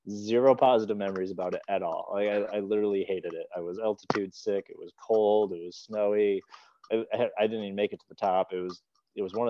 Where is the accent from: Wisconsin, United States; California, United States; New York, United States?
Wisconsin, United States; Eau Claire; now in Bloomington, United States; I'm from Eau Claire